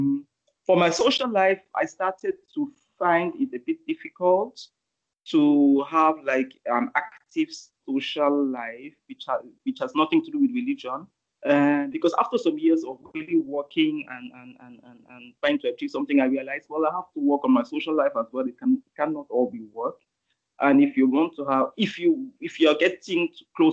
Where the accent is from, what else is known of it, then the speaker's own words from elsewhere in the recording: Austria; accent: Austrian; moved away as an adult; now in Lagos, Nigeria; I was born in Austria. I grew up in Austria. I went to school in Austria